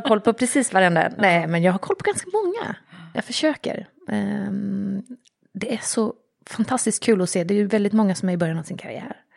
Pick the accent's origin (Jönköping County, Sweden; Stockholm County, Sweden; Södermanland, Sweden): Jönköping County, Sweden; Jönköping; also born or lived in Vännäs, Umeå; Jag har vuxit upp i Jönköping. Jönköping. Eller egentligen i Umeå och Jönköping.